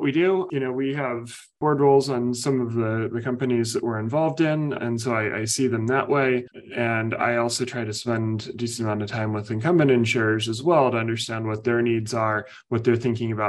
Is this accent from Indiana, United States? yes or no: yes; Indiana, United States; moved away; I grew up in Indiana